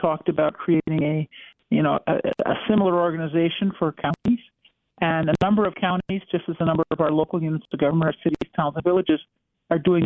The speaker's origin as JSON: {"language": "English", "region": "Minnesota", "country": "United States", "tie": "born or raised there", "moved": "yes", "lives_now": "Chicago, United States", "said": "from my home state of Minnesota"}